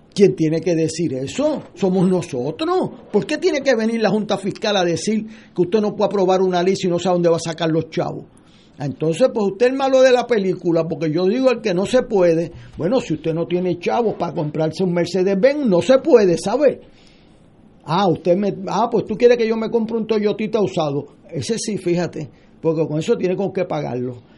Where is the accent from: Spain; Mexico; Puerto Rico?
Puerto Rico; como puertorriqueño